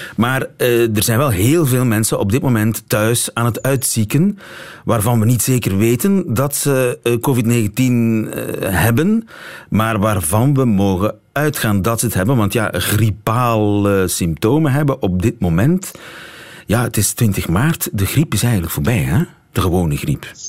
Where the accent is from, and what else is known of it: Belgium